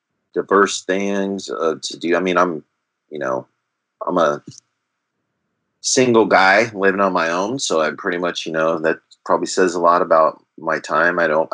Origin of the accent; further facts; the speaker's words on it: California, United States; I'm originally from the West Coast in California, so it's nice to be back on the left coast, or they say the best coast.